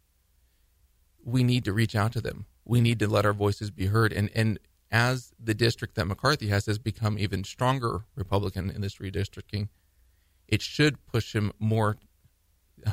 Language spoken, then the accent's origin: English; United States; I'm from the Valley